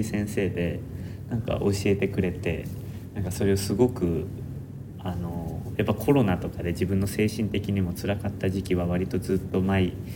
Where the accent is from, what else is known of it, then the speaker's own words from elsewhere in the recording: Nara, Japan; now in Tokyo, Japan; もともと俺は奈良県出身